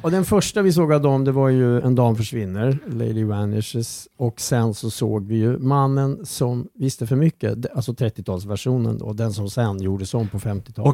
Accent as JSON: {"language": "Swedish", "town": "Strängnäs", "region": "Södermanland", "country": "Sweden", "tie": "born or raised there", "said": "jag låg hemma i Strängnäs"}